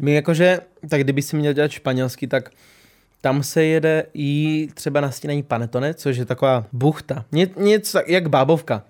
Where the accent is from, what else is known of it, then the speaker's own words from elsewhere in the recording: Olomouc, Olomouc Region, Czechia; u nás doma v Olomouci